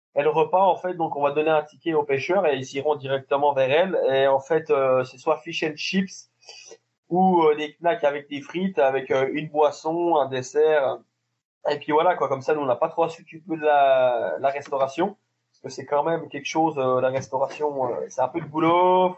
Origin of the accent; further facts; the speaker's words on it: France; on est du Jura